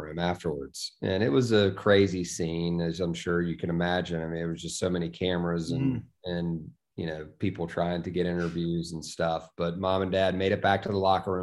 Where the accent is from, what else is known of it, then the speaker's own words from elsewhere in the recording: Charlottesville, Virginia, United States; I grew up in University Hall. I mean, I would get home from Venable, you know, elementary school, and, you know, we live right across that bridge